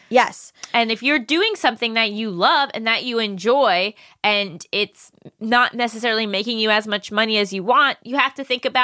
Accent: Hollywood, Florida, United States; also born or lived in Fort Lauderdale; now in Los Angeles, United States; From my hometown, Hollywood, Florida, baby. Hollywood, Florida, literally where I grew up.

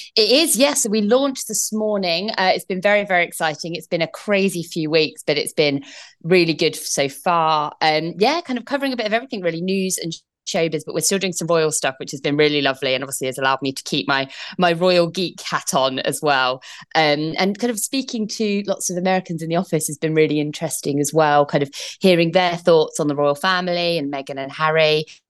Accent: United Kingdom; accent: British; moved away as an adult; now in United States

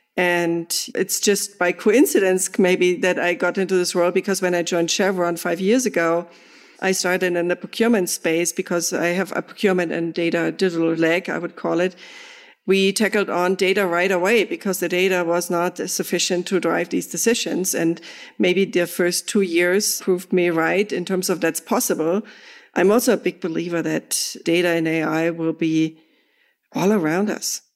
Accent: Germany; moved away; I'm from Germany.

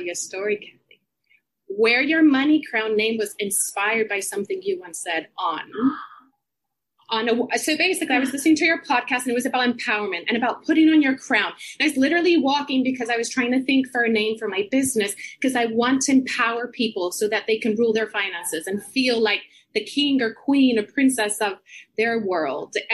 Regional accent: Puerto Rico; moved away as an adult; also born or lived in United States; now in London, United Kingdom; I grew up in Puerto Rico

